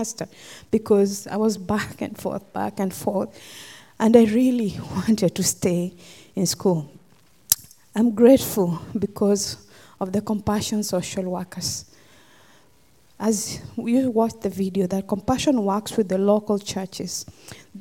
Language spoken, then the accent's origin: English; Kenya; moved away; I'm from Kenya, originally. And I grew up in a village